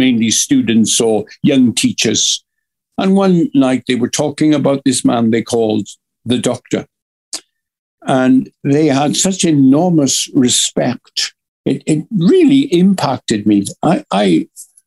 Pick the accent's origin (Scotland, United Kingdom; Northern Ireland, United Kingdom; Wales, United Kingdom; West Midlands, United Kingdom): Wales, United Kingdom; a Welsh preacher, the father of a family.